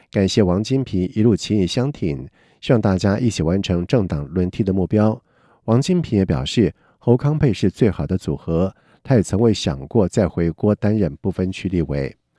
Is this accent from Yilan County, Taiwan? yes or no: no; Yunlin County, Taiwan; 我的故乡云林